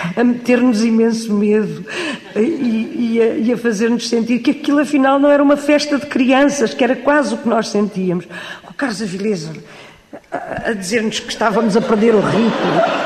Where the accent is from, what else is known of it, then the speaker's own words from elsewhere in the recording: Cascais, Lisbon, Portugal; moved away as an adult; now in Lisbon, Portugal; Aqui não nasci, mas eh, Aqui aprendi tudo, aqui brinquei, aqui me lembro de me lembrar de mim, porque vim para aqui com dois anos.